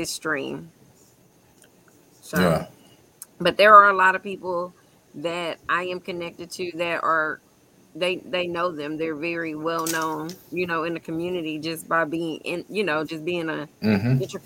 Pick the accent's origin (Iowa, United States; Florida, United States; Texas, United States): Texas, United States; Jasper; I'm from Jasper